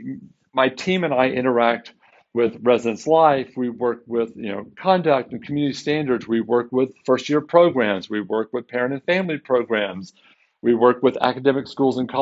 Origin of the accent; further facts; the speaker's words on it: Waco, Texas, United States; now in Seattle, United States; born and raised in Waco